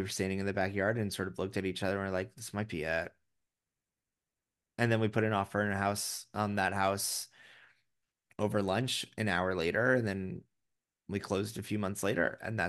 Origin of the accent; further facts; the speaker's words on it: New York City, New York, United States; because I am a New Yorker and I am a proud New Yorker.